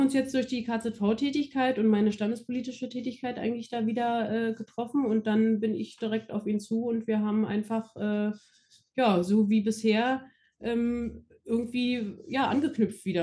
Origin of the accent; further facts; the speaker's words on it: Berlin, Germany; also born or lived in Frankfurt am Main; Berlin-Brandenburg ist ja hier nur meine Heimat